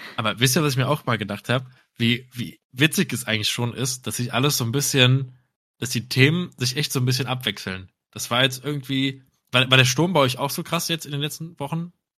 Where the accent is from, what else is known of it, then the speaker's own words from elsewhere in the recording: Cologne, North Rhine-Westphalia, Germany; jetzt aus als Kölner selber